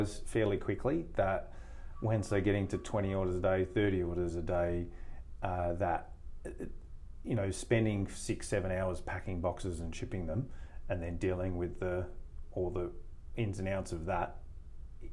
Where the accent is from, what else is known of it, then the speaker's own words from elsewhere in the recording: Australia; moved away as an adult; now in United States; with our background being Australian